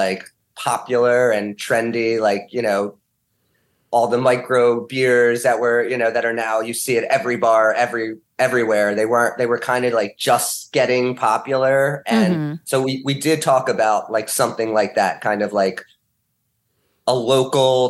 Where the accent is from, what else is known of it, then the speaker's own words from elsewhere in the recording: Montgomery County, Pennsylvania, United States; I grew up kind of in Montgomery County area